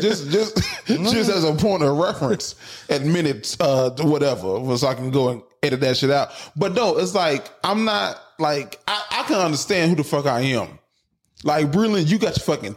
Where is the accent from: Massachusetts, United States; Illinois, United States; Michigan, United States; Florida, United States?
Florida, United States; Palm Coast; I'm from Palm Coast.